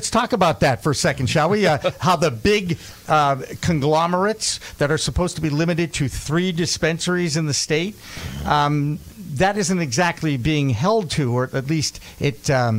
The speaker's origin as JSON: {"language": "English", "town": "Boston", "region": "Massachusetts", "country": "United States", "said": "We're from Boston."}